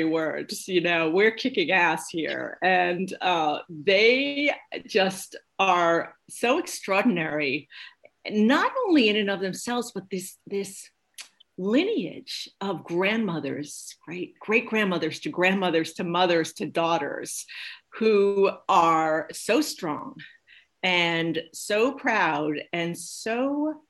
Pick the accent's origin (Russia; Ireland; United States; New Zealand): United States; New York; moved away as an adult; also born or lived in New Hampshire; now in Maine, United States; I was born and raised in Brooklyn